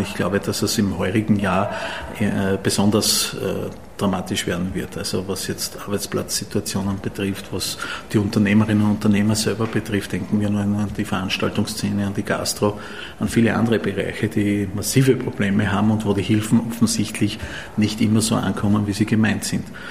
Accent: Graz, Styria, Austria; in meiner Heimatstadt noch dazu, wo ich geboren bin

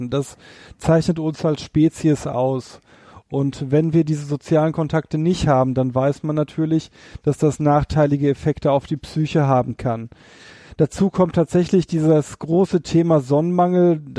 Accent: North Rhine-Westphalia, Germany; Bei uns hier in der Stadt, ich komme ja hier aus dem Ruhrgebiet, da haben wir viele, viele Menschen, die keine Gärten haben.

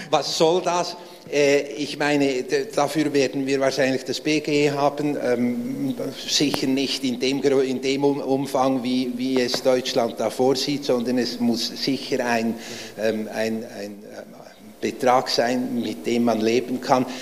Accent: Switzerland; ich bin aus der Schweiz, wie man hört.

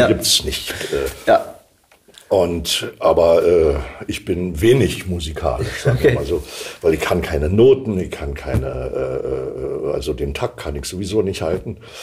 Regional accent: Berlin, Germany; accent: Berlin; now in Kleinmachnow, Germany; in Ostberlin Ost bin ich geboren, in Prenzlauer Berg.

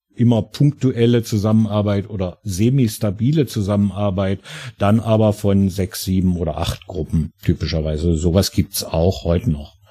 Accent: Germany; also born or lived in Harz; now in Italy; ich bin ja selber Deutscher

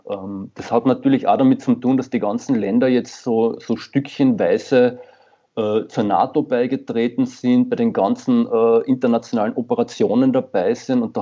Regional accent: Carinthia, Austria; ich komme ja selbst aus Kärnten, im Endeffekt

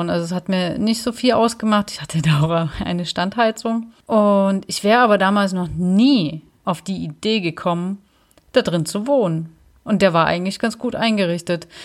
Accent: Dresden, Saxony, Germany; eigentlich für mich fest, ich gehe wieder zurück nach Dresden, weil ich erstmal wieder so ein bisschen in meine Heimat wollte

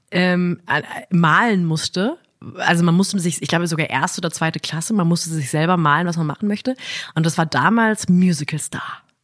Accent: Ettenheim, Baden-Württemberg, Germany; ich bin auch in Ettenheim-Münchweier groß geworden

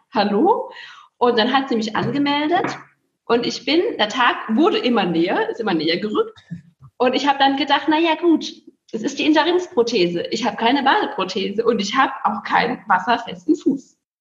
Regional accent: near Speyer, Rhineland-Palatinate, Germany; also born or lived in Heilbronn / Filderstadt; now in Bergisch Gladbach, Germany; Ich komme ja gebürtig aus der Nähe von Speyer

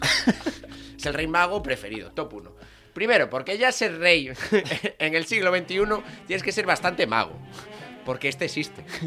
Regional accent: Vigo, Galicia, Spain; yo soy de Vigo.

